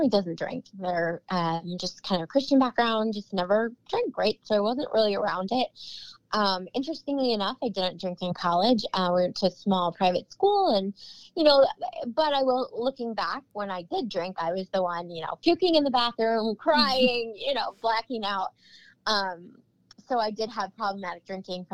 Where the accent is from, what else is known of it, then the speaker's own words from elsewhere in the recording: Cleveland, Ohio, United States; moved away as an adult; now in Chesapeake, United States; I'm originally from Cleveland, Ohio, but my husband is in the Navy. So we are stationed here